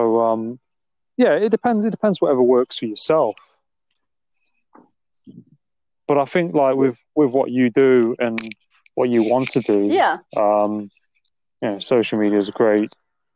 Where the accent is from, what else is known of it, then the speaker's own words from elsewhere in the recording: England, United Kingdom; I'm English myself